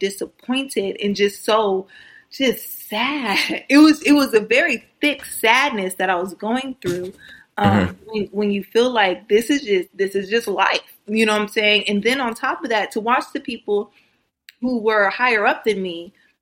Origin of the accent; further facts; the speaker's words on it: Missouri, United States; moved away as an adult; now in California, United States; I'm originally from Missouri. I'm a Missouri girl, and then I moved out to California